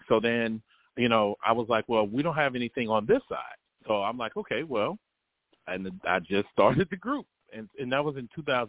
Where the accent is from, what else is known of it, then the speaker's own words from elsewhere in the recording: New York, United States; moved away; also born or lived in Virginia; once I got older, you know, we moved from New York to Virginia.